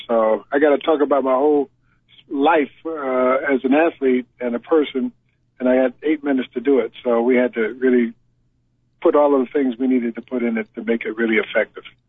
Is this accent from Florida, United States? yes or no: no; Connecticut, United States; also born or lived in Syracuse, New York; I'm from Connecticut, and I'm used to the snow